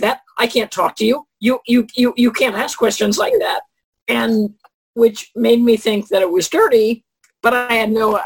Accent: Columbus, Ohio, United States; I'm from Columbus, Ohio

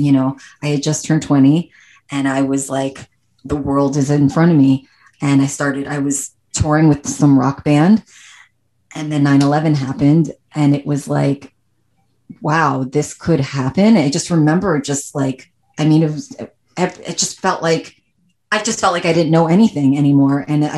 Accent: New York City, New York, United States; moved away as an adult; also born or lived in Long Island / California; I'm born and raised New Yorker. I grew up in Manhattan and then moved out to Long Island

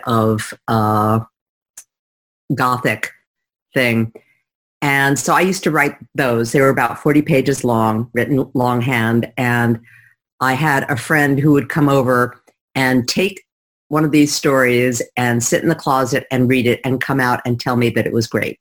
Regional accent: New York City, New York, United States; my hometown, which is New York City

